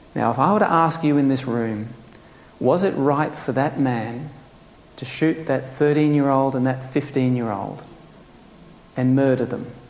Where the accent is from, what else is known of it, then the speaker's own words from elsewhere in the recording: Queensland, Australia; being a Queenslander